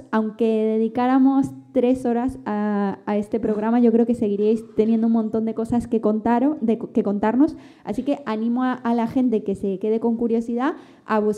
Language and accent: Spanish; Argentina; Se nota que somos argentinas de nacimiento